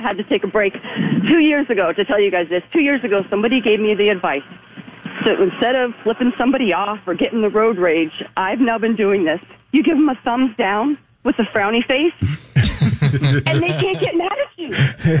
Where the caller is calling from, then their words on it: Boynton Beach, Florida, United States; calling from Boynton Beach.